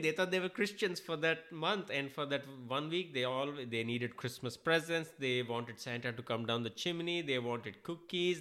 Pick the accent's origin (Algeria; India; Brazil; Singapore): India; now in United States; I'm an Indian. I'm an immigrant.